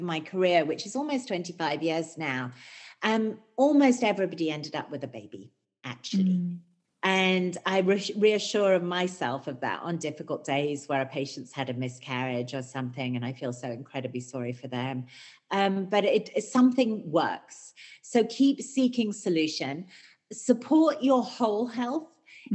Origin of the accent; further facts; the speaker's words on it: United Kingdom; I'm British